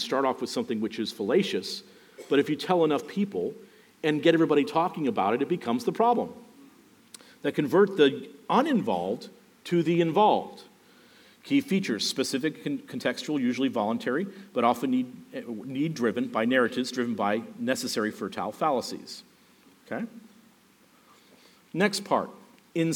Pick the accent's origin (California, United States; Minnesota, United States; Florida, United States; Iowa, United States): Florida, United States; Miami; I grew up basically around Cayo Ocho and Northwest 2nd Street.